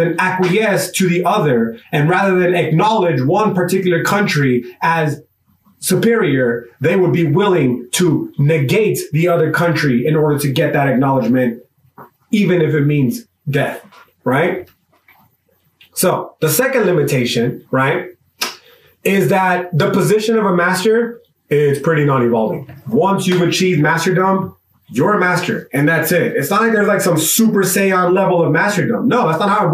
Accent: United States; my American exceptionalism

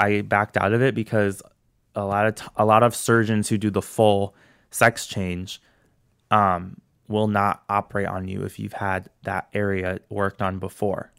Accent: St. Louis, Missouri, United States; I'm born and raised in Saint Louis.

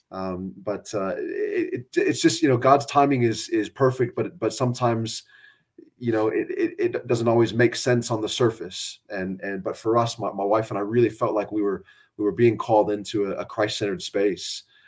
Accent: San Antonio, Texas, United States; also born or lived in Floresville, Texas; I grew up in South Texas. I'm a San Antonio guy

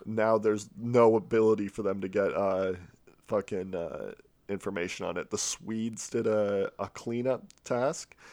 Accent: United Kingdom; I'm, I'm British

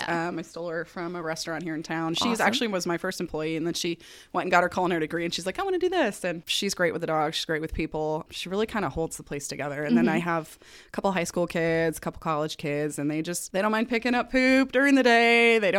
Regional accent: Denver, Colorado, United States; moved away as an adult; also born or lived in Atlanta; I was born in Denver, Colorado. Ooh. 32 years ago.

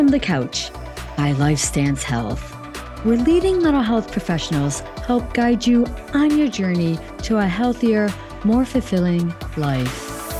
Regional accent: Ohio, United States; the railroad derailment in my home state of Ohio.

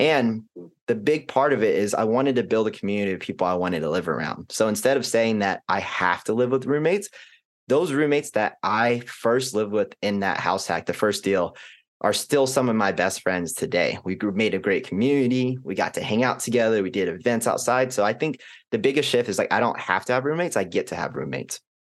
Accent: Arlington, Texas, United States; also born or lived in Kansas / Houston; I was born in Kansas, don't remember anything about it. And then majority of our family's life has been in and around Texas from Houston and most notably Arlington for the past, you know, fifteen years or so

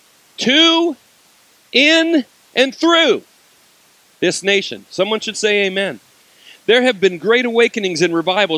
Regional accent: United States; I'm American

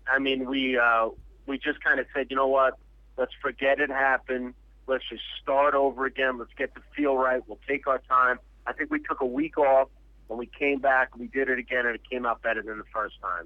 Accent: New York City, New York, United States; I grew up in New York my whole life

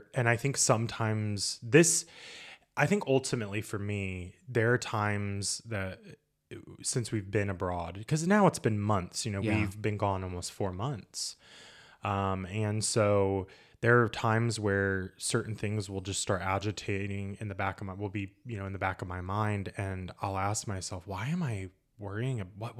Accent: Indiana, United States; we would tell people we're from Indiana and no one knew where that was.

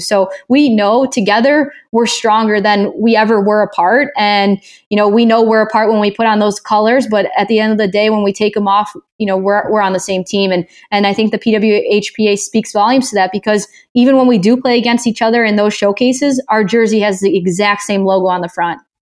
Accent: Chicago, Illinois, United States; we're both from the Chicagoland area.

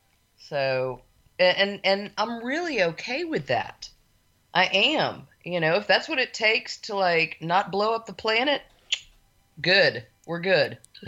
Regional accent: Houston, Texas, United States; growing up in Houston, it was great. I mean, I love this city.

